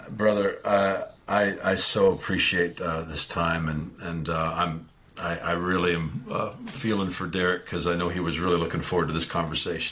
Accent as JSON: {"language": "English", "area": "Vancouver Island", "region": "British Columbia", "country": "Canada", "tie": "born or raised there", "moved": "yes", "said": "spent all of my high school years, I'm Canadian too, on Vancouver Island"}